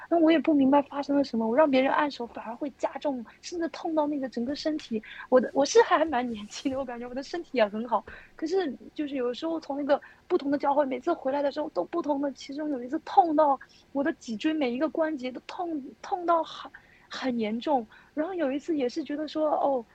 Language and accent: Chinese; Xinjiang, China; moved away; also born or lived in Henan; 我是在新疆长大的。我在新疆长大的